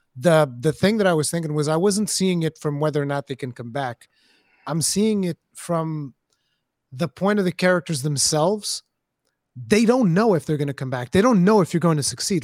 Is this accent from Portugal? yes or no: yes; Portugal; English is a second language; I'm Portuguese, I'm not English.